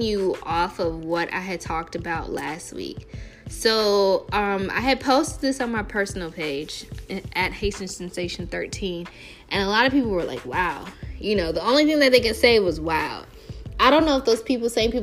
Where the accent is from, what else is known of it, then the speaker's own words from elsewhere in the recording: Chicago, Illinois, United States; I am a Chicagoan through and through to the core